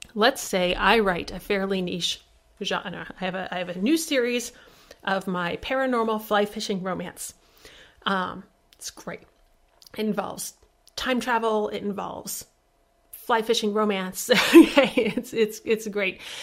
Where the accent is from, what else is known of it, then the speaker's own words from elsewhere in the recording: Midwest, United States; I'm from the Midwest